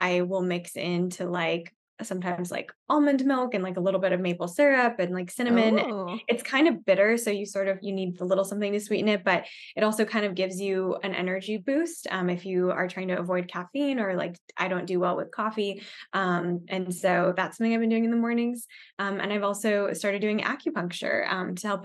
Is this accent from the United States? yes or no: yes; Arizona, United States; now in Dallas, United States; I grew up in Arizona, so I guess I'm used to the heat.